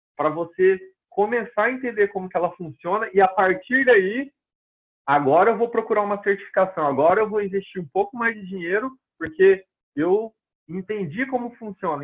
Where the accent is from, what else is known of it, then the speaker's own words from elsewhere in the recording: Londrina, Paraná, Brazil; first language Portuguese; moved away as an adult; now in United States; minha cidade, Londrina, que eu sou de Londrina, no Paraná, no Brasil